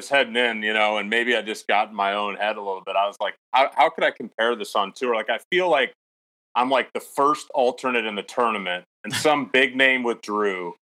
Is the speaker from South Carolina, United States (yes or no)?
no; Omaha, Nebraska, United States; I'm from Omaha, Nebraska. Yeah, that's where I'm at right now.